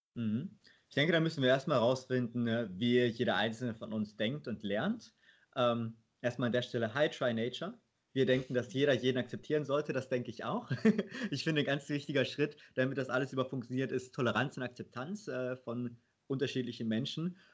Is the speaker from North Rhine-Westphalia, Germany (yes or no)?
yes; Leverkusen, North Rhine-Westphalia, Germany; ich bin in Leverkusen aufgewachsen